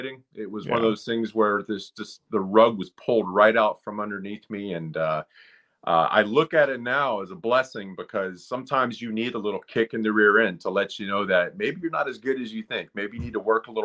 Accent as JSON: {"language": "English", "area": "just north of Gainesville", "region": "North Central Florida", "country": "United States", "tie": "born or raised there", "said": "I grew up in North Central Florida, just north of Gainesville, Florida, pretty rural area"}